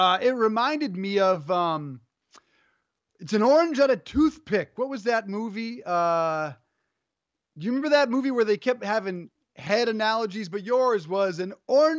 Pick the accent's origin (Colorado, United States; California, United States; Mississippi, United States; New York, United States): Colorado, United States; I'm from Colorado.